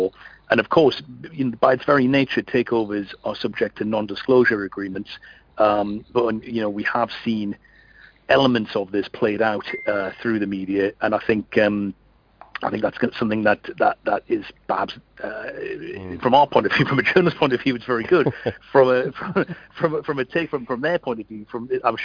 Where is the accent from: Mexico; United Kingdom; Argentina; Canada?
United Kingdom; Newcastle upon Tyne, North East England; I am from Newcastle. I was born and raised in the city.